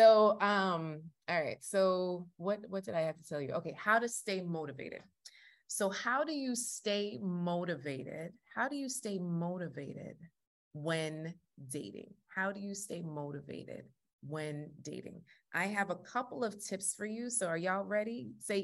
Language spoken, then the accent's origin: English; Jamaica; I'm Jamaican